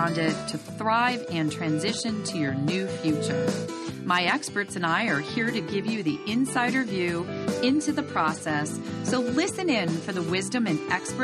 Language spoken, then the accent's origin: English; Connecticut, United States; my home state of Connecticut